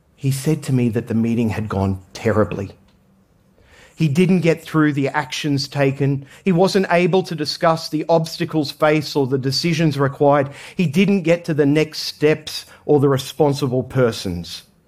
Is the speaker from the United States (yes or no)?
no; Australia; I grew up in Australia